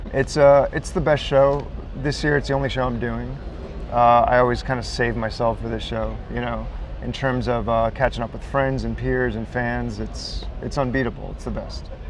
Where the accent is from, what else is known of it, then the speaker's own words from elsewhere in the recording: New York City, New York, United States; I live I live in my studio pretty much um, in Brooklyn, New York. I'm from Brooklyn